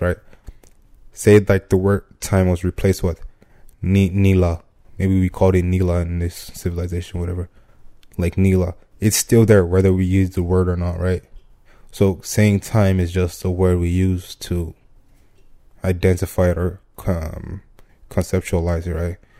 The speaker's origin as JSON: {"language": "English", "country": "Nigeria", "said": "I'm Nigerian."}